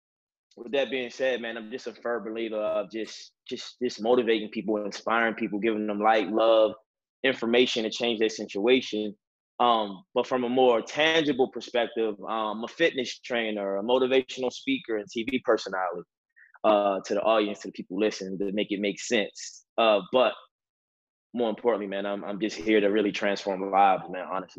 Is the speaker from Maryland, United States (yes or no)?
yes; Baltimore, Maryland, United States; I'm from Baltimore City. Baltimore City is a very, very tough and different neighborhood. A lot of challenges growing up emotionally and mentally